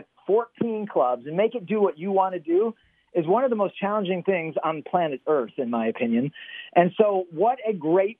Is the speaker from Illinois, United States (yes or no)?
no; Detroit, Michigan, United States; I grew up in the Detroit area